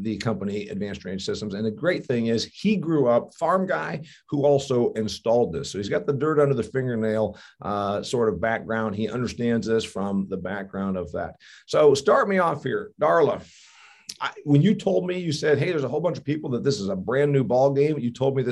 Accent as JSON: {"language": "English", "region": "Northern Indiana", "country": "United States", "said": "I'm from Northern Indiana."}